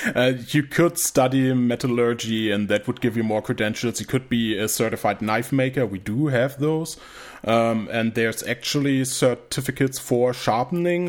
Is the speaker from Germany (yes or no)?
yes; Germany; English is a second language